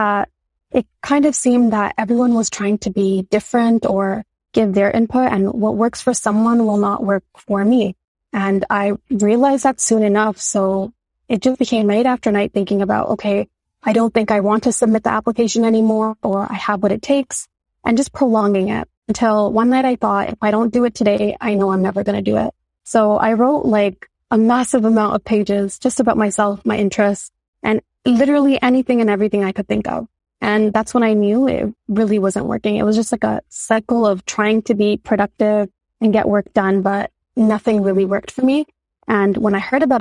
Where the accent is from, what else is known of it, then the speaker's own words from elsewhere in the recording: Toronto, Ontario, Canada; I've been born and raised in Toronto